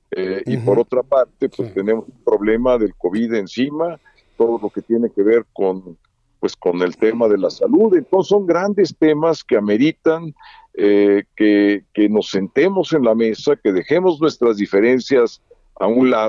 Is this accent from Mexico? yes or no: yes; Mexico; estamos ahí porque somos mexicanos, porque eso es lo que realmente cuenta